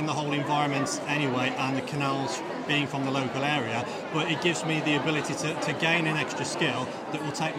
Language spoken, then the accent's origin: English; the Black Country, West Midlands, United Kingdom; I'm from the Black Country anyway, so I kind of know a little bit about the local area